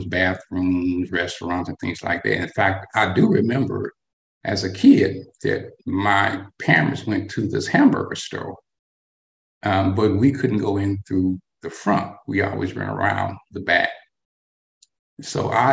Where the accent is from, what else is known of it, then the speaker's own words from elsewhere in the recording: North Alabama, United States; I am what they would call a Southern boy. Okay. I was born and raised in North Alabama during the 1960s